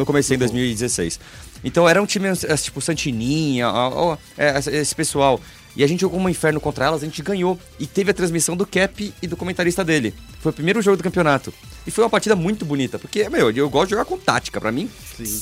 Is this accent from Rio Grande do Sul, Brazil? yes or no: no; São Paulo, Brazil; moved away; Eu, eu sou do Tatuapé, nessa época eu morava no Tatuapé.